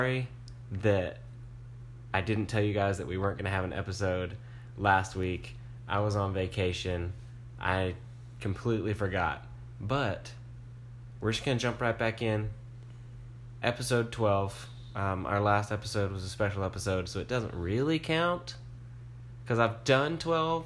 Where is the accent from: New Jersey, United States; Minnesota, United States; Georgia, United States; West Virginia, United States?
Georgia, United States; Moultrie; I'm from Moultrie.